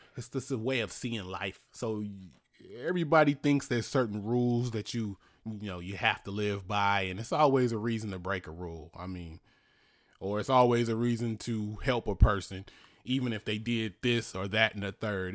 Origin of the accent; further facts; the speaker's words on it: Richmond, California, United States; where I grew up in Easter Hill